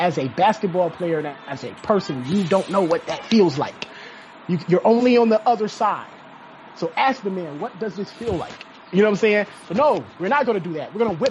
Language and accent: English; Cleveland, Ohio, United States; I'm from Cleveland, and Cleveland is a very segregated city.